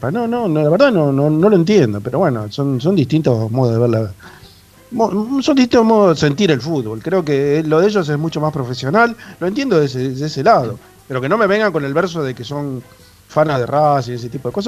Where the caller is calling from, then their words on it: Santos Lugares, Buenos Aires Province, Argentina; soy de Santos Lugares.